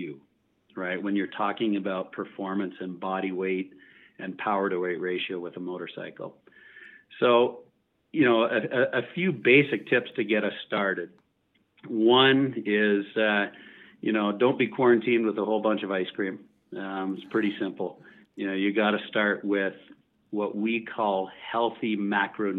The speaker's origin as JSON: {"language": "English", "country": "Canada", "said": "We're from Canada."}